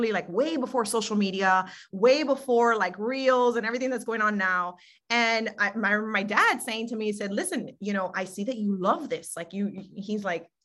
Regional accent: Miami, Florida, United States; also born or lived in Hialeah, Florida; lived in Miami, Florida all my life. Born and raised, you know, technically Miami, Hialeah for a minute

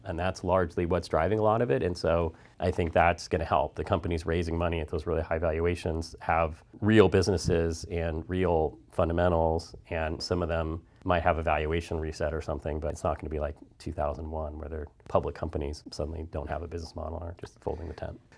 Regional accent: Bay Area, California, United States; moved away as an adult; now in Los Angeles, United States; I'm originally from the Bay Area

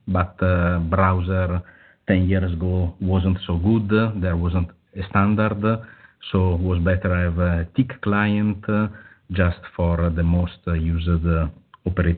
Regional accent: Italy; English is a second language; I'm from Italy.

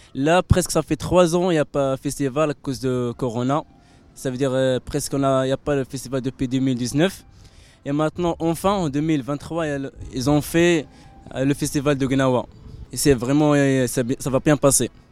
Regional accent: Morocco; je suis marocain

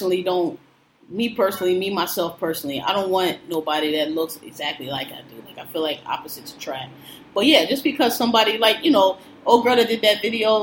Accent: Philadelphia, Pennsylvania, United States; I'm from Philadelphia, so dreads automatically, to me, evoke visions of move

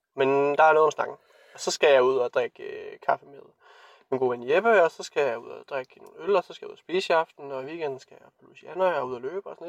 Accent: Randers, Central Denmark Region, Denmark; moved away; jeg så er hjemme i Randers

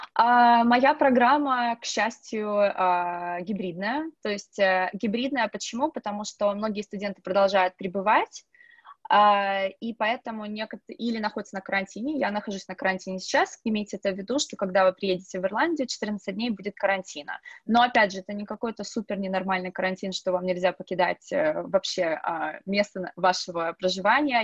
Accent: Russia; moved away as an adult; now in Dublin, Ireland; я одна из России

